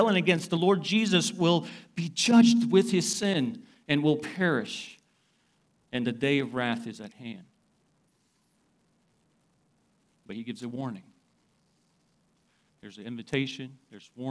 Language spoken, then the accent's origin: English; Uzbekistan; moved away; I come from Uzbekistan